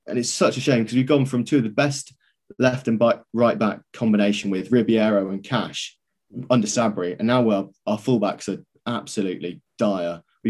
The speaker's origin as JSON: {"language": "English", "town": "Bristol", "region": "South West England", "country": "United Kingdom", "said": "because I'm from Bristol"}